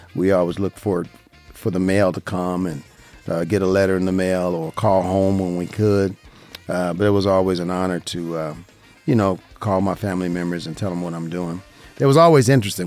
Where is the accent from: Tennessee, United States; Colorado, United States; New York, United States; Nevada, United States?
Nevada, United States; Las Vegas; right here in Las Vegas, Nevada. I love it. This is my hometown. I was born and raised here